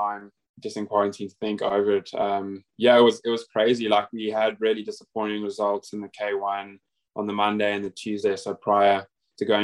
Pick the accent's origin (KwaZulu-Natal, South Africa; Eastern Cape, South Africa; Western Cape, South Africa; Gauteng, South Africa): Western Cape, South Africa; Cape Town; moved away as an adult; also born or lived in Durban, South Africa; now in Australia; I'm from Cape Town originally, but I actually went to boarding school in Durban, KZN, or thereabouts